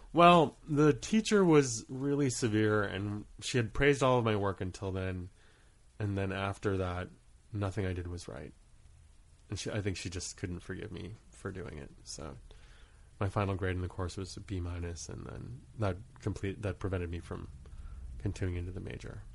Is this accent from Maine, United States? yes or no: yes; Maine, United States; moved away as an adult; also born or lived in Rhode Island / Guam / Kauai / Truk; starting at age six, I grew up in Maine, and when I left school, for school at the age of eighteen, we had stayed there for the majority of my childhood.